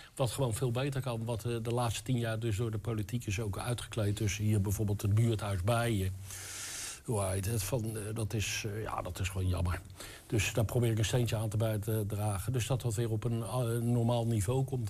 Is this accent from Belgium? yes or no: no; the West, western Netherlands, Netherlands; now in Enschede, Netherlands; Ik kom uit het Westen. ik ben dus een Westerling. Maar ik woon eh, ruim tien jaar hier in Enschede